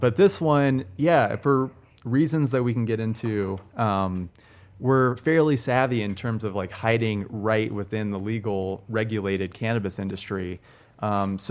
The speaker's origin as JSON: {"language": "English", "region": "Southern California", "country": "United States", "also_born_or_lived": "Los Angeles", "moved": "as an adult", "lives_now": "Denver, United States", "said": "I'm from Southern California"}